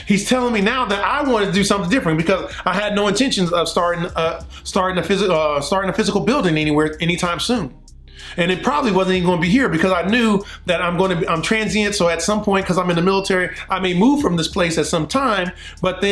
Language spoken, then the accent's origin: English; Compton, California, United States; now in Prattville, United States; I'm from Compton, California, but now I'm in Prattville, Alabama, right outside of Montgomery